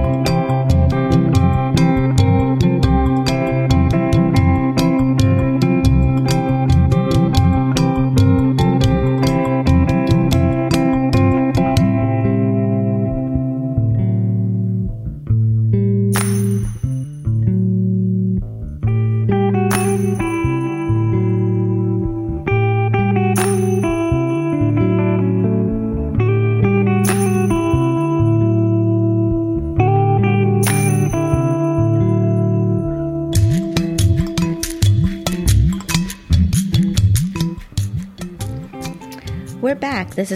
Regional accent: Miami, Florida, United States; I grew up in Miami

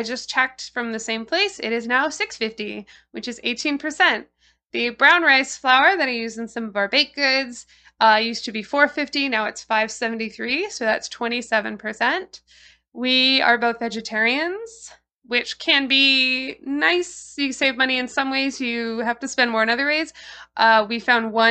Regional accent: Toronto, Ontario, Canada; I'm a lifelong Torontonian. I grew up in Parkdale, and now I live in Seton Village, Christie Pits

